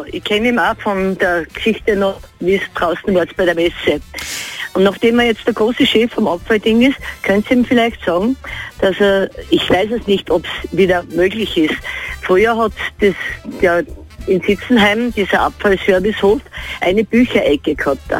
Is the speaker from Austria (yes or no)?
yes; Salzburg, Austria; Weil über 500 Kilo Haushaltsmüll pro Kopf bei uns in Salzburg.